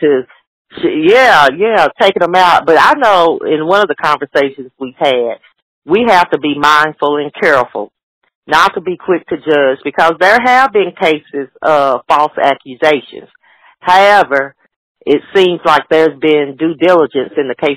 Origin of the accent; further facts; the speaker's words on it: the South, United States; I'm from the South. I'm in the South now